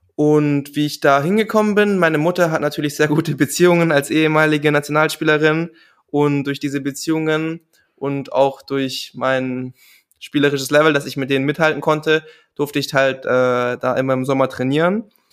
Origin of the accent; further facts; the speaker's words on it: Germany; als Deutscher